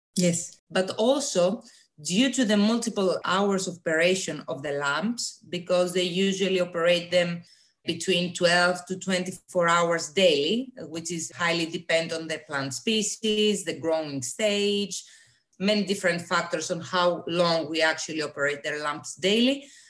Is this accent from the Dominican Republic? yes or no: no; Greece; moved away as an adult; now in Denmark; I am originally coming from Greece, but I live in Denmark for the last three years to do my PhD studies